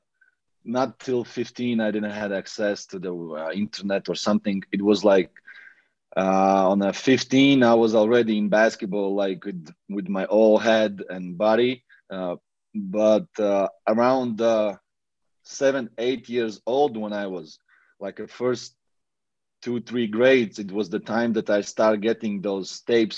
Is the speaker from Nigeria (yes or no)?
no; Latvia; English is a second language; also born or lived in Riga; I was in Latvia in my hometown in my room